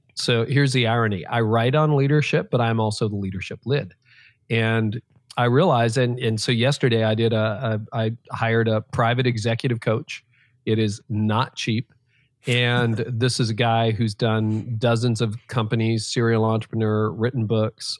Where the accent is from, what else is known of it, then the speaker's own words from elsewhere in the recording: Canada; I was born in Canada